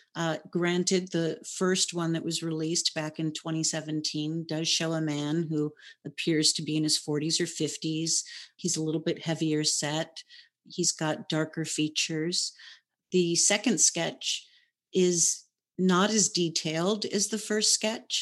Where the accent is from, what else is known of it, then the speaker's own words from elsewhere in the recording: Hawaii, United States; I was born and raised in Hawaii